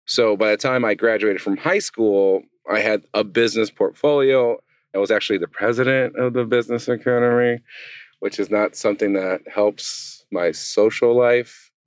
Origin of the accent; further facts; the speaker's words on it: Southern California, United States; moved away as an adult; now in Traverse City, United States; growing up in Southern California